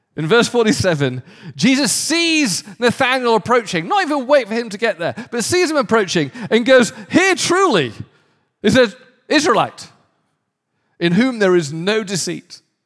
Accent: the north of England, United Kingdom; moved away; somewhere in the north of England

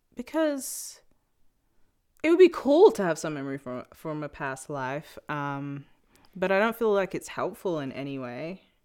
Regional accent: England, United Kingdom; also born or lived in New York; now in Los Angeles, United States; I still was born in England, born and raised.

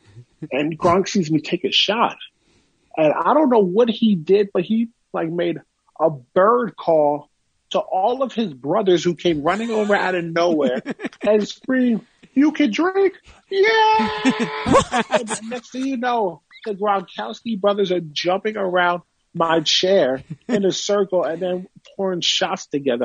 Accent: Woodbridge, New Jersey, United States; my hometown of Woodbridge, New Jersey

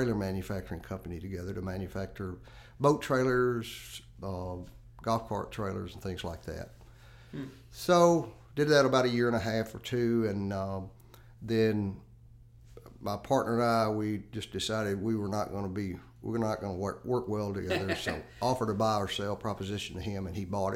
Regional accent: Henderson County, Tennessee, United States; also born or lived in Memphis, Tennessee; now in Madison County, United States; originally I grew up in Henderson County on a farm

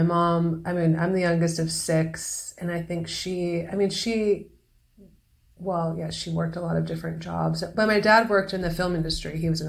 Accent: Los Angeles, California, United States; moved away as an adult; also born or lived in Lake Tahoe, California / New York; now in Santa Fe, United States; I was born in Los Angeles. That's where you were born. Yeah, and I lived there until I was 13, 14. And then my mom moved up north by Lake Tahoe.

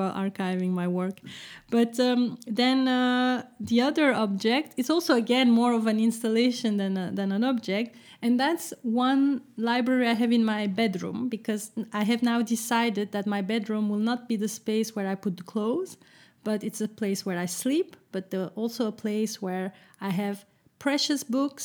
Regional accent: Brussels, Brussels-Capital Region, Belgium; moved away; So it's Brussels, so it's my hometown. Well, my hometown, yes.

